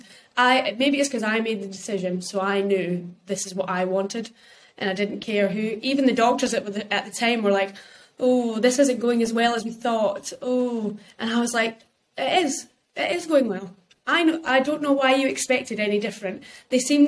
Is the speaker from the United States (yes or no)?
no; United Kingdom; we're British people